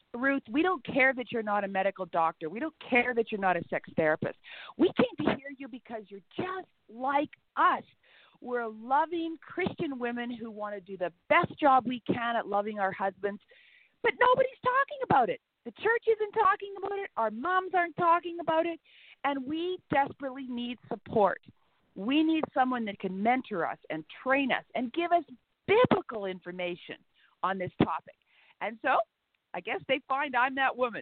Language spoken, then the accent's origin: English; Canada; I am a Canadian